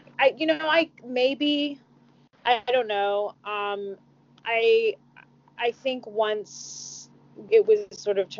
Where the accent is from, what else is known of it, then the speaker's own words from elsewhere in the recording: Mississippi, United States; I'm from the South, I'm from Mississippi